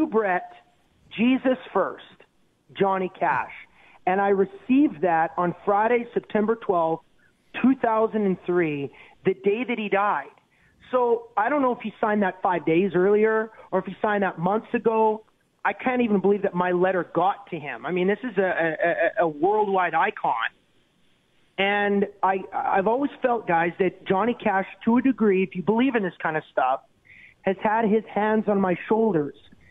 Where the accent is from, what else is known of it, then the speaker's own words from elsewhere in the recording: Canada; as a Canadian